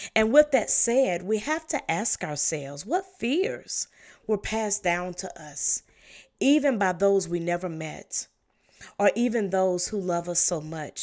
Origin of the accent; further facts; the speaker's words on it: the South, United States; I was raised in the South